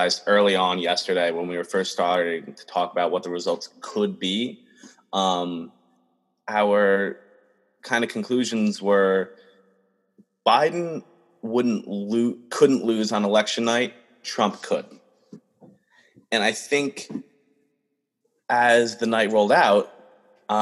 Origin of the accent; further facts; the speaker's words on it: Providence, Rhode Island, United States; moved away as an adult; now in Los Angeles, United States; I'm from Providence, Rhode Island originally